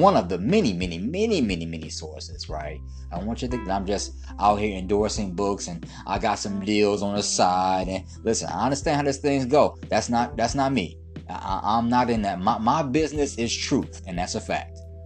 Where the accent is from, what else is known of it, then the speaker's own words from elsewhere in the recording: Detroit, Michigan, United States; moved away; also born or lived in Brooklyn, New York; I'm originally from Detroit City. Detroit made, Brooklyn made.